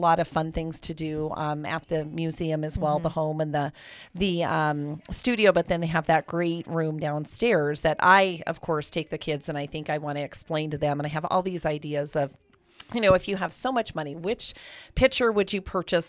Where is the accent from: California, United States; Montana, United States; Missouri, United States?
Montana, United States; Great Falls; when I was growing up and attending school at Great Falls High